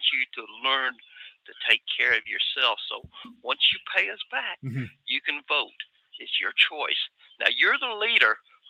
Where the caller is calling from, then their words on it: Atlanta, Georgia, United States; Hey, Mike. This is … from North Atlanta.